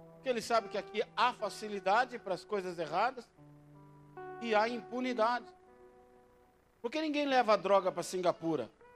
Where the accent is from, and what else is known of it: Brazil